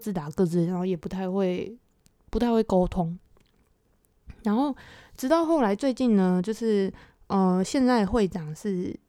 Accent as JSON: {"language": "Chinese", "country": "South Korea", "second_language": "Chinese", "said": "我们韩国人跟大部分原本就在这个工会的华人的话，他们都是讲不不，他们都是打 PVP 的，"}